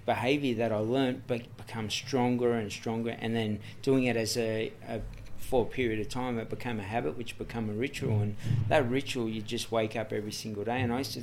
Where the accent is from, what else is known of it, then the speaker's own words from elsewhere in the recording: Sydney, New South Wales, Australia; I grew up in Redfern, Everly Street, Redfern